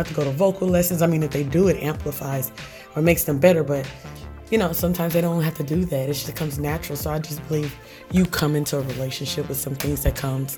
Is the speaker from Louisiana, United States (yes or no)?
yes; Louisiana, United States; We're from Louisiana